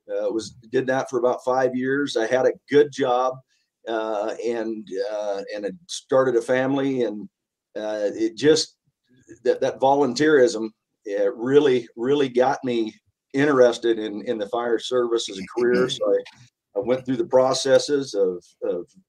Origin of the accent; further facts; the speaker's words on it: North Platte, Nebraska, United States; I've never left North Platte